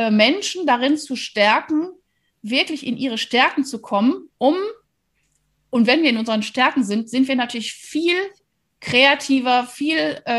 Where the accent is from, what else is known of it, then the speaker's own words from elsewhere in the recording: Rhineland, Germany; also ich, ich komme ja aus dem Rheinland äh, und also da durfte man weder im Rhein schwimmen noch in der Nordsee.